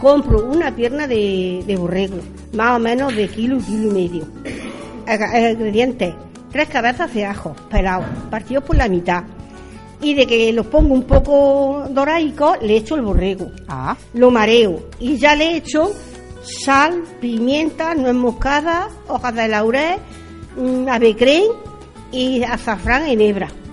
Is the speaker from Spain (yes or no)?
yes; Porcuna, Andalusia, Spain; de Purjuna, del Colegio del Molinillo Viejo